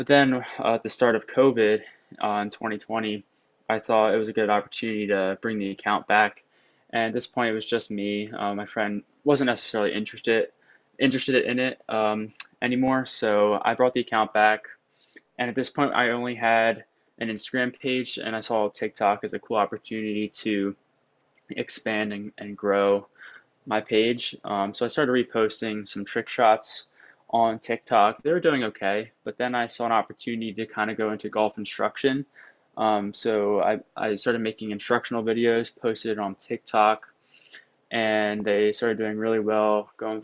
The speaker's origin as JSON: {"language": "English", "region": "southern New Jersey", "country": "United States", "also_born_or_lived": "Virginia", "moved": "as an adult", "lives_now": "Ohio, United States", "said": "I'm from New Jersey, southern part of New Jersey"}